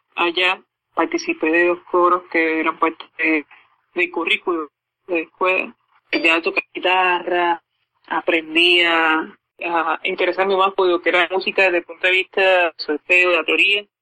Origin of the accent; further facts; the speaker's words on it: Puerto Rico; acá en mi ciudad natal